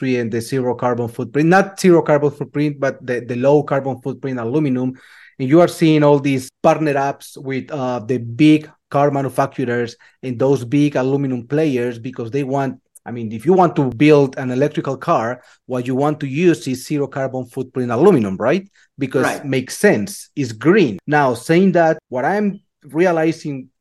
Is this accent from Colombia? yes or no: yes; Colombia; moved away as an adult; now in United States; I started very, very, very young back in Colombia. I'm from Colombia.